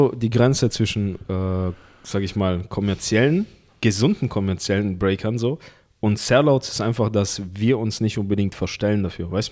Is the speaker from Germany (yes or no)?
no; Russia; das sah ja übel aus, als wo ich herkomme aus Russland.